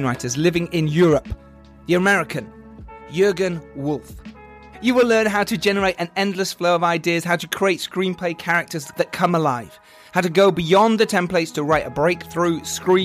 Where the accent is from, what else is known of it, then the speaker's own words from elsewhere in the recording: England, United Kingdom; We're English.